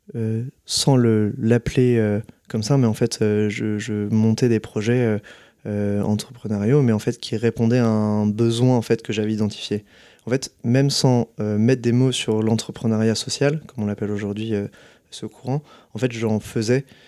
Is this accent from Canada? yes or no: no; Nantes, Pays de la Loire, France; moved away as an adult; ma mère qui a installé des ruches quand j'avais entre 12-10 ans chez nous à Nantes